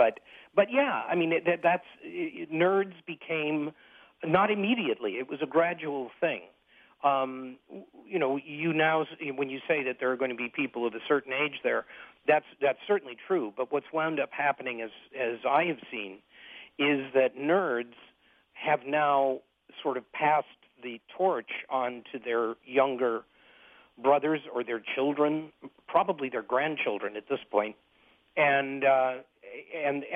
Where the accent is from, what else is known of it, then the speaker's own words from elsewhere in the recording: Detroit, Michigan, United States; also born or lived in Switzerland; I grew up in Detroit. I was born at Harper Hospital in 1953